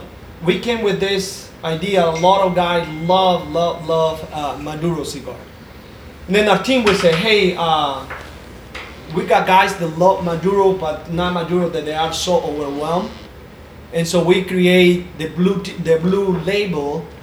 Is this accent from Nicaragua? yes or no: yes; Jalapa, Jinotega, Nicaragua; What was it like growing up in Nicaragua? {S0} Man, everything that I know is two things, right? So obviously it's coffee. And it's tobacco. That's what we do in Jalapa. Very rural area.